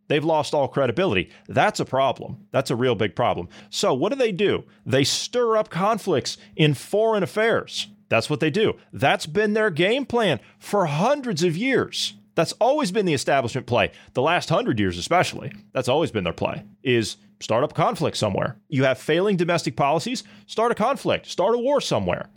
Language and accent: English; Ohio, United States; my home state